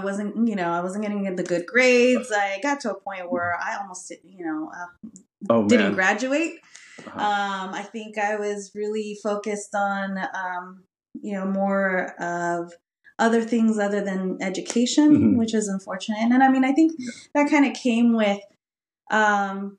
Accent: Modesto, California, United States; first language Spanish; English is a second language; also born or lived in Venezuela; a person growing up in Modesto

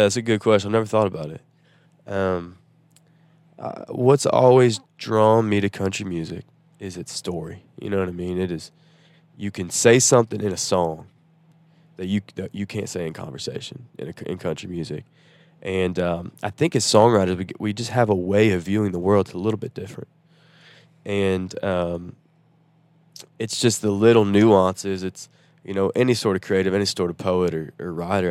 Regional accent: Nashville, Tennessee, United States; also born or lived in Chattanooga, Tennessee; growing up in Nashville

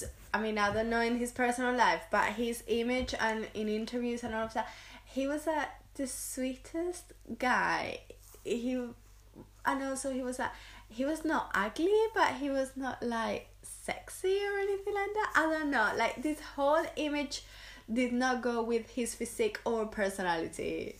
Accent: Seville, Andalusia, Spain; born or raised there

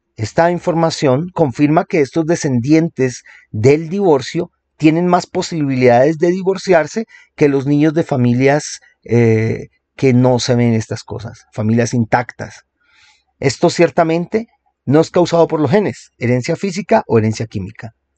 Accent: Colombia; aquí en mi país, en Colombia

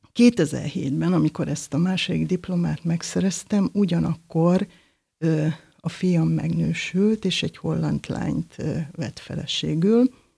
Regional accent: Debrecen, Hajdú-Bihar, Hungary; Debrecenben születtem, az egész családom törzsgyökeres debreceni

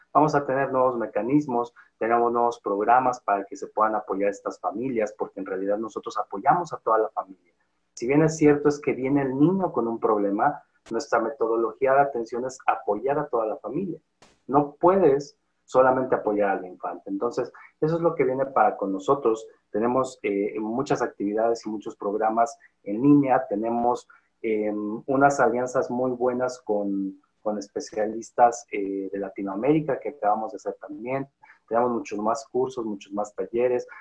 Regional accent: Valle del Mezquital, Hidalgo, Mexico; Con mucho orgullo soy de hidalguense. Con mucho orgullo soy del Valle del Mezquital

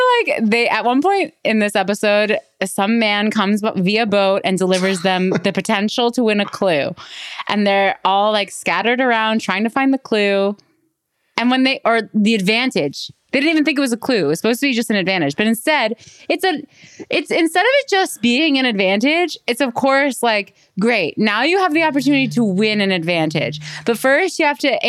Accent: Canada; I'm Canadian.

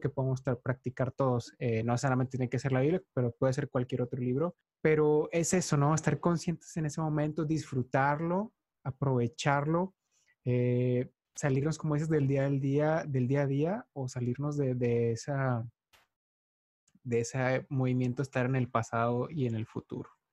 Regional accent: Mexico; soy mexicano

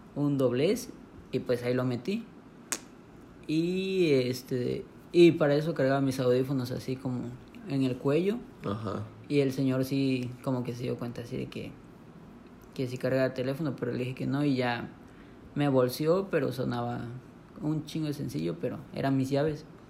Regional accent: Monterrey, Nuevo León, Mexico; moved away; also born or lived in Palenque; yo nací en Monterrey

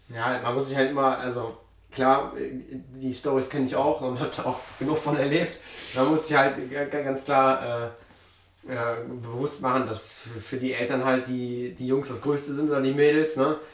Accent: Mönchengladbach, North Rhine-Westphalia, Germany; bei uns in Gladbach

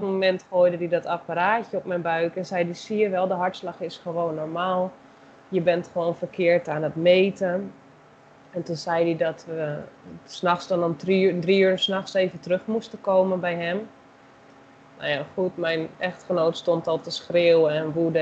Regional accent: Netherlands; moved away as an adult; now in Brazil; zelf ben ik Nederlander

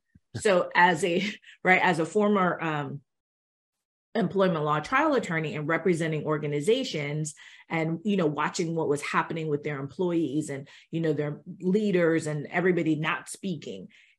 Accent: Jamaica; So we were talking before we got on, and we're both Jamaican, and so we, you know, as Jamaicans, they tell us basically, you're going to go to school

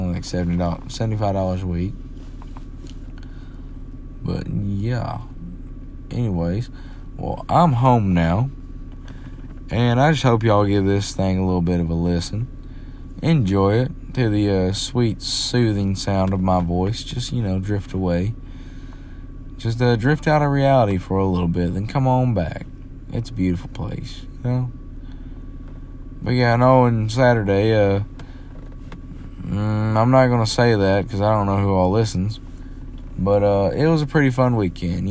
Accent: United States; I'm an American

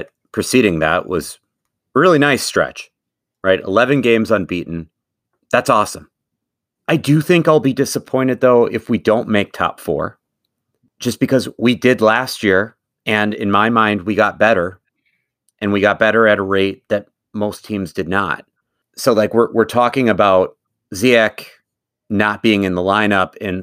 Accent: Wisconsin, United States; now in Minnesota, United States; My mom's entire family is from Minnesota, even though I grew up in Wisconsin.

